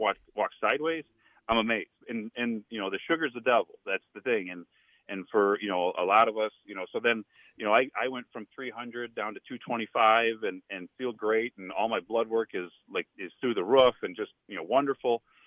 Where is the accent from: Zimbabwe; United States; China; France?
United States; Indiana; moved away as an adult; also born or lived in Nebraska; I came from Indiana